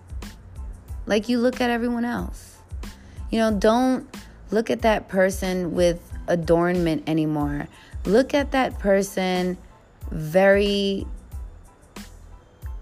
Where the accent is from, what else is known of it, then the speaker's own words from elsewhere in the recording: New York City, New York, United States; I am from the Bronx